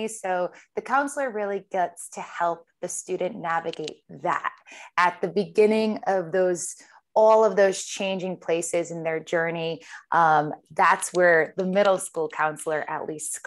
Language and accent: English; Rhode Island, United States; moved away as an adult; also born or lived in Boston; now in New York City, United States; I was born and raised in Rhode Island